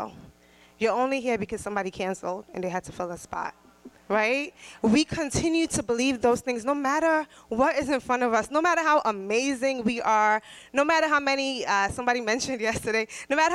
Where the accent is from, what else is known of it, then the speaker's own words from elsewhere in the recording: Trinidad & Tobago; I'm Trinidadian